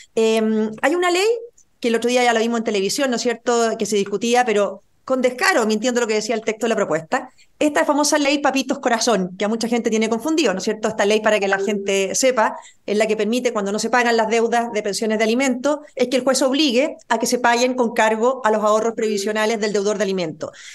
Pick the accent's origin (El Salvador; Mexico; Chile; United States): Chile